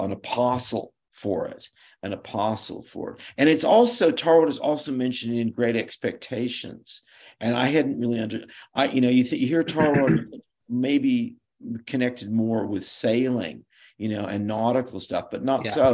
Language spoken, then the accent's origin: English; Berkeley, California, United States; I was born in Berkeley, California